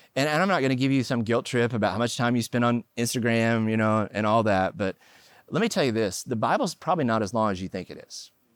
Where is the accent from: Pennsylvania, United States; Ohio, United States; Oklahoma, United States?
Oklahoma, United States; moved away; also born or lived in California; I grew up in Oklahoma, and we were poor